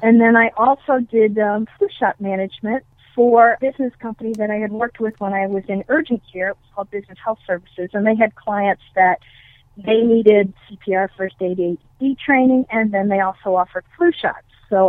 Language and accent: English; East Coast, United States; also born or lived in Arlington, Massachusetts / Connecticut / Vermont; I grew up on the East Coast from Vermont to Virginia. My dad was a pastor for 37 years, and he was in different congregations in different states. So that was the reason for our moving. I was born in Arlington, Massachusetts